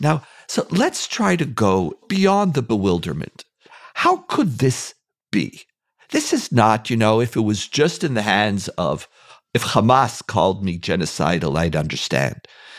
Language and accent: English; Canada; also born or lived in United States / Israel; I have lived a privileged life growing up in Canada, United States, Israel.